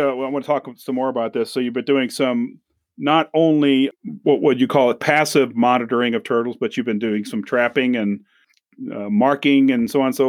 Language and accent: English; St. Louis, Missouri, United States; where I grew up in St. Louis, everybody had a box turtle in their basement.